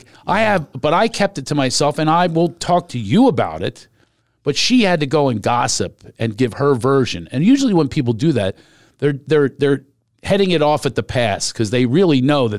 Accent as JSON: {"language": "English", "country": "Ireland", "said": "You know, because I have all these shame spots with being Irish."}